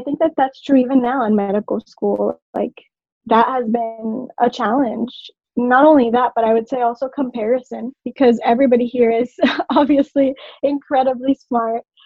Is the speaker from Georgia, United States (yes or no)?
no; Orlando, Florida, United States; moved away as an adult; also born or lived in Puerto Rico; I moved from Puerto Rico when I was four, went to Orlando